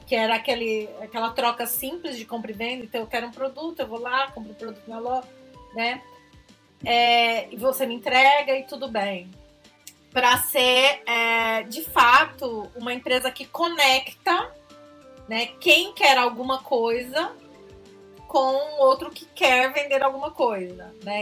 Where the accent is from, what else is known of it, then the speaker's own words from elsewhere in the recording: Franca, São Paulo, Brazil; accent: interior; sou de Franca, sou do interior, acho que pelo sotaque dá pra perceber.